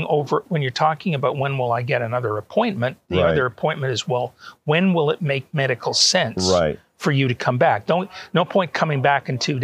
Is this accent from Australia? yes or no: no; Canada; also born or lived in Auburn, Alabama, United States / Atlanta, United States; now in Toronto, Canada; both my wife and I are Canadian citizens, natives. We were born there.